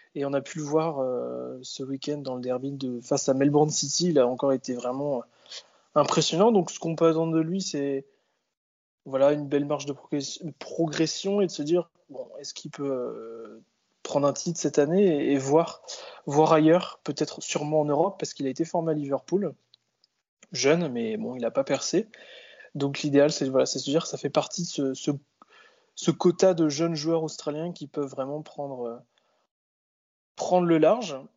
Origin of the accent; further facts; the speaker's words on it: France; nous, en tant que Français